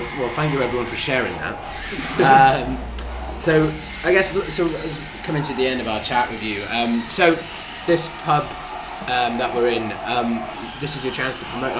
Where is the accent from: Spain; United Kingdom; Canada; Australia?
United Kingdom; Swansea, Wales; I'm from Swansea in Wales